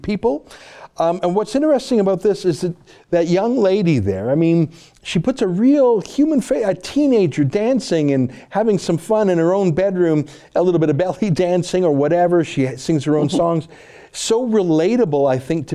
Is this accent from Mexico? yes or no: no; Canada; as a Canadian